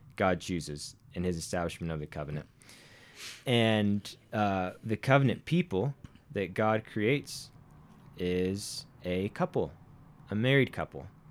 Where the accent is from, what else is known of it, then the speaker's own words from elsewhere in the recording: Arkansas, United States; accent: somewhat southern; now in Montana, United States; a man from Arkansas